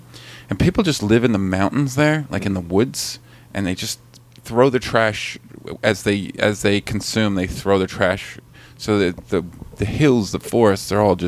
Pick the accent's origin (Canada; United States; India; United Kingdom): Canada; I'm from Canada